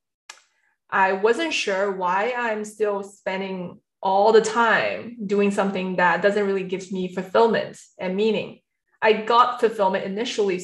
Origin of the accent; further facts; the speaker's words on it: China; also born or lived in central China / east coast of China; a typical Chinese kids growing up in China first in a third tier city, which is huge.